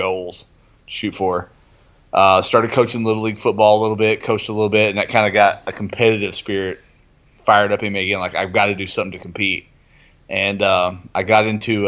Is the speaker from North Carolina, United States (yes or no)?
no; Somerset, Kentucky, United States; moved away as an adult; also born or lived in south suburbs of Chicago, Illinois; now in Campbellsville, United States; I grew up in Somerset, Kentucky